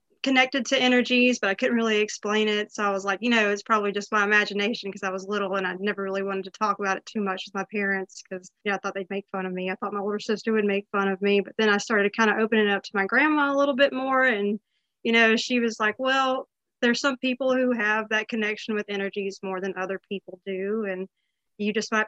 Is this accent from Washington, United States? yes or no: no; Woodruff, South Carolina, United States; also born or lived in Greenville, South Carolina; I grew up in Woodruff.